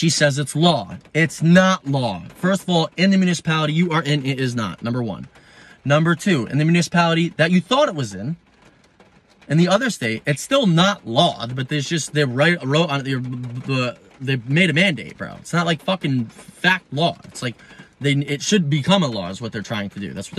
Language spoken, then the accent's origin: English; United States; I'm an American